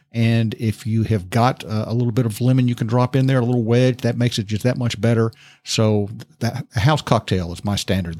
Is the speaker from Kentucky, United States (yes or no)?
yes; Lexington, Kentucky, United States; I grew up in Kentucky. I grew up in Lexington